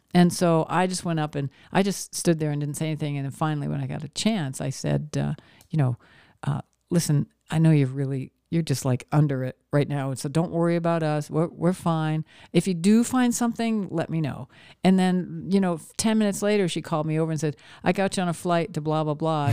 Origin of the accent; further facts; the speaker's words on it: Maine, United States; moved away; where I grew up in Maine